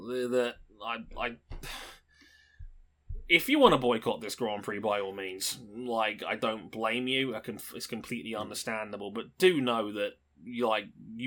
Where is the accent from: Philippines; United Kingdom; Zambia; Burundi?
United Kingdom; I'm British.